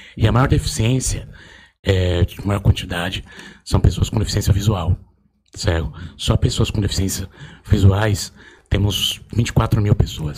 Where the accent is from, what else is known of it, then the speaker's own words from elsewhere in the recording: Osasco, São Paulo, Brazil; Nasci criado em Osasco